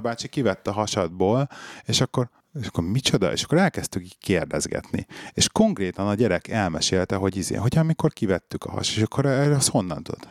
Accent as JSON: {"language": "Hungarian", "region": "Budapest", "country": "Hungary", "tie": "born or raised there", "said": "mi ugye bennlaktunk Besten a belvárosba, ott nőttem föl"}